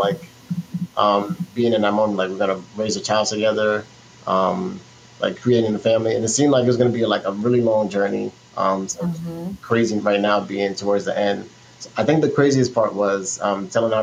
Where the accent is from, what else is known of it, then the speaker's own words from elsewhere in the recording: New York City, New York, United States; moved away as an adult; also born or lived in New Orleans; now in South Florida, United States; my hometown, Brooklyn, New York, is where I'm from. So I'm from Brooklyn all day